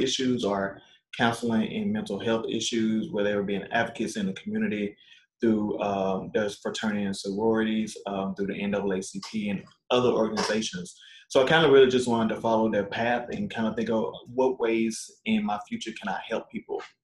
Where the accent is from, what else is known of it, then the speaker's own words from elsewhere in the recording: Arkansas, United States; now in Northbrook, United States; I'm originally from Arkansas, born and raised